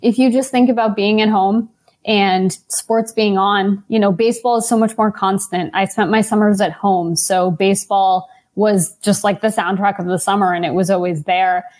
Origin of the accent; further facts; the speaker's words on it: New York City, New York, United States; I grew up in New York